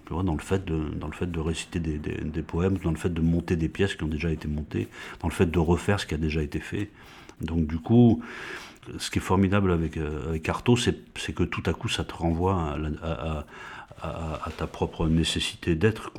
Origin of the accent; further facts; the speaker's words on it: France; en tant que Français, qui parle français, qui a été à l'école publique française